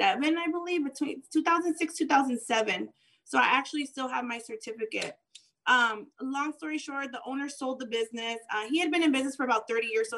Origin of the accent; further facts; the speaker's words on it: San Gabriel Valley, California, United States; also born or lived in Tijuana, Baja California, Mexico; I was born in Tijuana, Baja California. I was brought into the States when I was, I think, about a year or so. So I grew up here